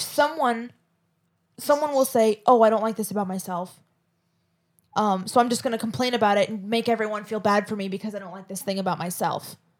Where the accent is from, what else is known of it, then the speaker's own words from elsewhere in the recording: Florida, United States; if I don't have a Florida accent, then what the fuck do I have?